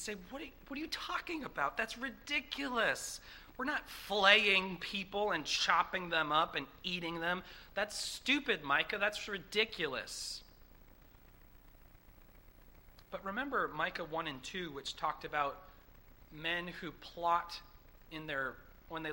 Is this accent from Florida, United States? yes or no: no; Massachusetts, United States; growing up in Massachusetts